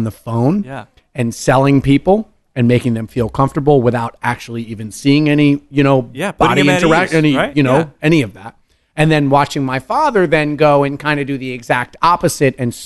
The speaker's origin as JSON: {"language": "English", "region": "New Jersey", "country": "United States", "tie": "born or raised there", "said": "I was born in Jersey proper"}